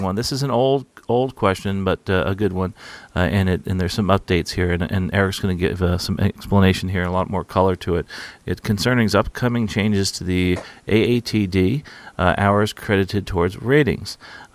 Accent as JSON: {"language": "English", "region": "New Jersey", "country": "United States", "tie": "born or raised there", "said": "the town I live in here, where I grew up in here in New Jersey"}